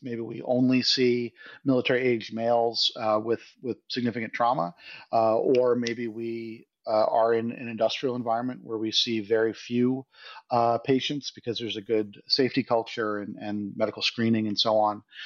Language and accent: English; United States; as an American